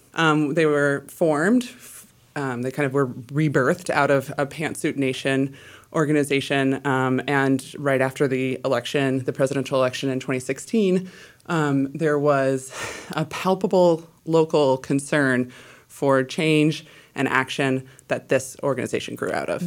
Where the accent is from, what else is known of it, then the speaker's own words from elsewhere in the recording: Illinois, United States; now in Pacific Northwest, United States; I am from Illinois originally